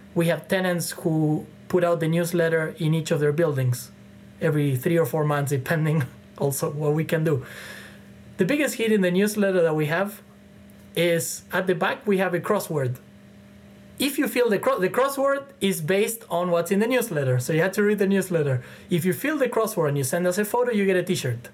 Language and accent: English; Argentina; now in Toronto, Canada; I'm from Argentina, from Latin America